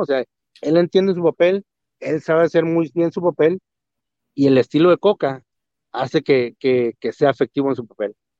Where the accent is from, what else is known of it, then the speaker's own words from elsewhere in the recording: Mexico; nosotros como mexicanos, como latinos